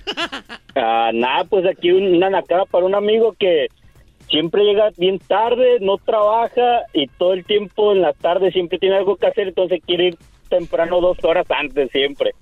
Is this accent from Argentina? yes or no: no; Tijuana, Baja California, Mexico; now in Massachusetts, United States; yo soy de allá de Tijuana, es que estoy trabajando hasta acá, hasta Massachusetts